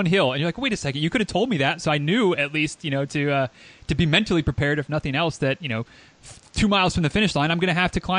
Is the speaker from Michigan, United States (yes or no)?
yes; Michigan, United States; also born or lived in Murfreesboro, Tennessee; now in Florida, United States; I used to live in Murfreesboro, and I'm from Michigan originally. I live in Florida now